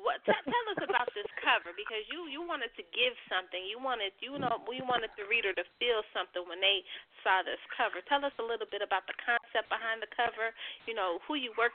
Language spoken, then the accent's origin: English; the Bay Area, California, United States; I'm from the Bay